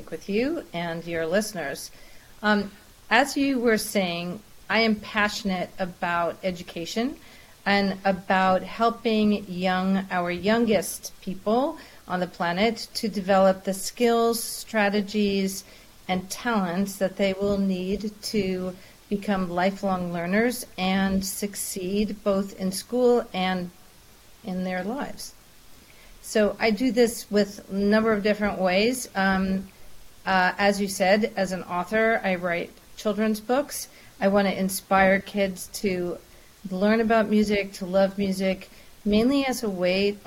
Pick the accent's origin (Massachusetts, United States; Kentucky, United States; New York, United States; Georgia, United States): New York, United States; New York City; I grew up in New York City